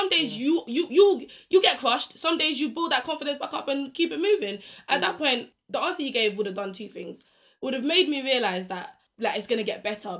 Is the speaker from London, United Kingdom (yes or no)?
yes; Stratford, London, United Kingdom; E16 massive. I'm from Stratford. I lied.